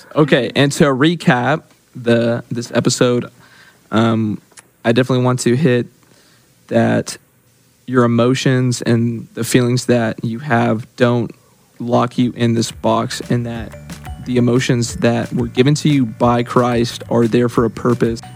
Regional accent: Yukon, Oklahoma, United States; I'm from Yukon, Oklahoma.

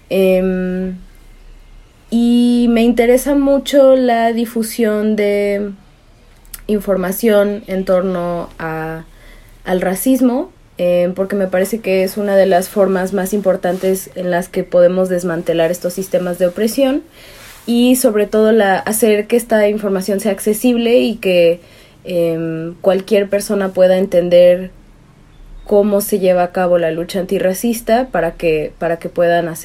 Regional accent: United States; yo soy afrojaponesa y soy chicana, soy escritora

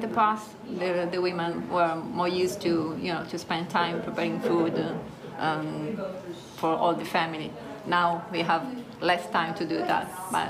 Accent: Alghero, Sardinia, Italy; moved away as an adult; I was born in Alghero

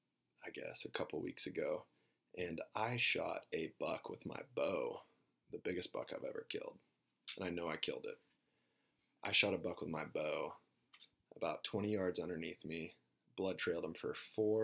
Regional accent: Kingfisher, Oklahoma, United States; Growing up around Kingfisher, that's the cool part about where we grew up

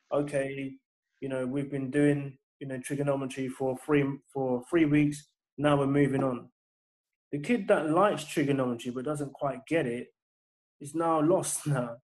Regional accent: London, United Kingdom; I grew up in in Battersea in Southwest London

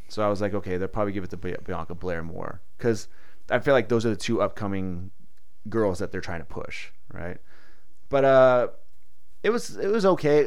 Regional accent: San Diego, California, United States; I grew up not knowing not knowing seasons because I'm from San Diego

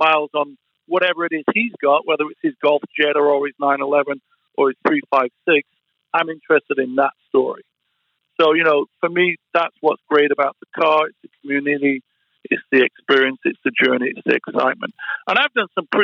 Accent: Sheffield, Yorkshire and the Humber, United Kingdom; moved away as an adult; now in Los Angeles, United States; the house that I grew up in Sheffield

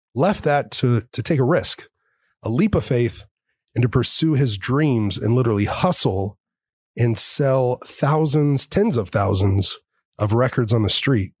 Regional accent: Texas, United States; I grew up here in Texas

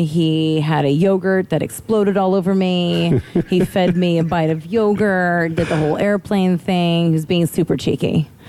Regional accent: Midwest, United States; You know, and how I grew up in the Midwest.

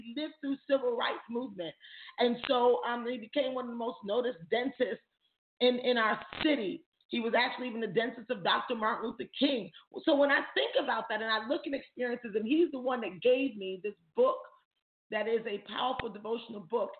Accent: Jamaica; I'm Jamaican.

